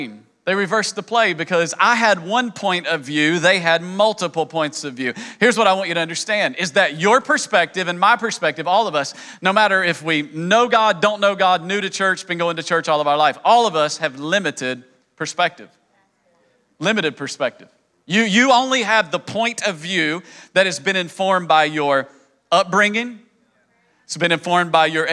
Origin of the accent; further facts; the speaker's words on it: East Tennessee, United States; accent: hillbilly; moved away; also born or lived in New York City; I grew up in East Tennessee and spoke hillbilly.